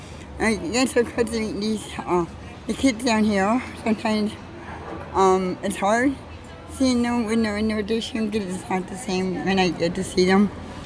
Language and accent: English; Tacoma, Washington, United States; moved away as an adult; now in Vancouver, Canada; I'm from Seattle, Tacoma.